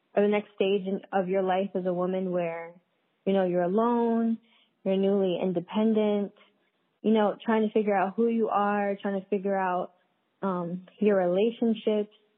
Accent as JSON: {"language": "English", "town": "New York City", "region": "New York", "country": "United States", "also_born_or_lived": "Philadelphia", "moved": "as an adult", "lives_now": "upstate New York, United States", "said": "I'm from Brooklyn, New York"}